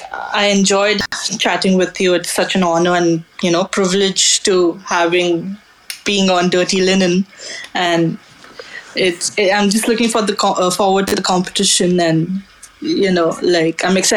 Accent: Mumbai, Maharashtra, India; I come from Mumbai, which is a coastal area.

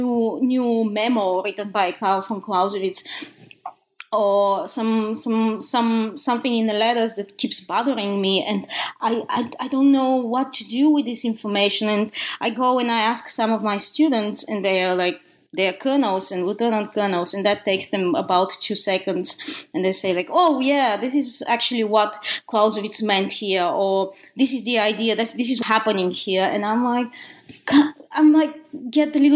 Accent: Bulgaria; English is a second language; moved away as an adult; now in United States; as you can hear from my accent, I was born in the country of Bulgaria, in Eastern Europe

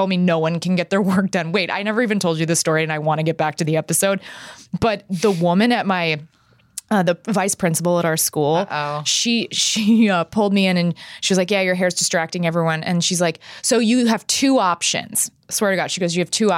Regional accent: Texas, United States; growing up in Texas

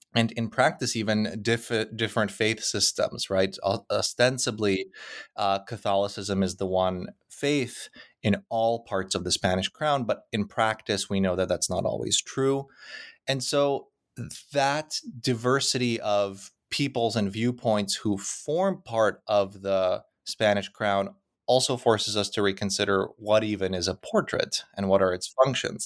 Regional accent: Krakow, Lesser Poland, Poland; moved away; the fields outside of Krakow, which happens to be my hometown.

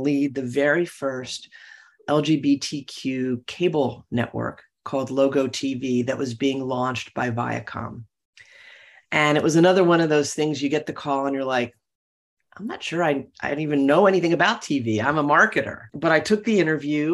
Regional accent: Philadelphia, Pennsylvania, United States; I was born and raised in Philadelphia to probably a middle-class family

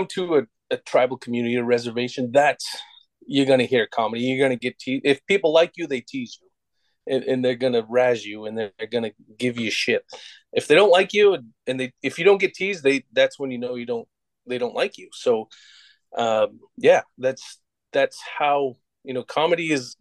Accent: United States; being Native American

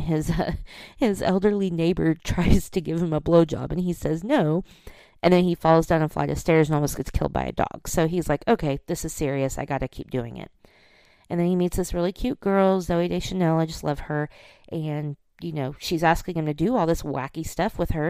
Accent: Oklahoma, United States; I'm from Oklahoma, and I remember when I was in college

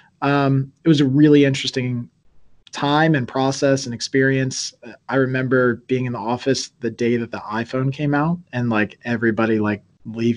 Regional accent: Virginia, United States; moved away as an adult; also born or lived in New York; now in Pennsylvania, United States; I was originally from Virginia

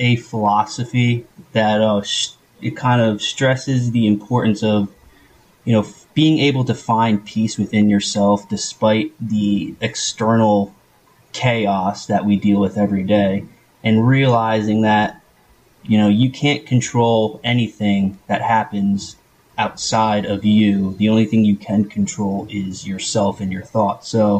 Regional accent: New Jersey, United States; Yeah, that's my mailing address was actually Hackettstown, but I lived in Morris County.

